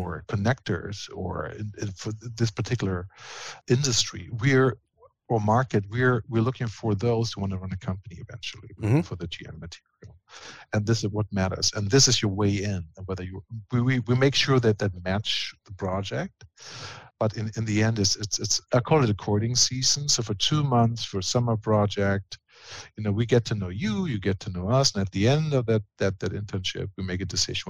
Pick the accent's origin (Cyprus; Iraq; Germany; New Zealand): Germany; I was big into sports, and being German, of course, you start with soccer.